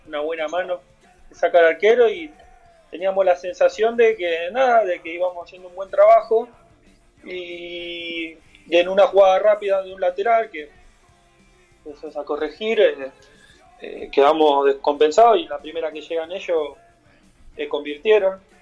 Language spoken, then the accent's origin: Spanish; San José, Buenos Aires, Argentina; yo soy de ahí, yo soy de San José